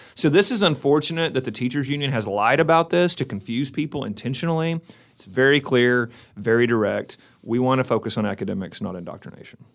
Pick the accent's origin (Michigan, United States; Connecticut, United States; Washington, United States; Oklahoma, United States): Oklahoma, United States; McAlester; moved away as an adult; now in Oklahoma City, United States; we're originally from McAllister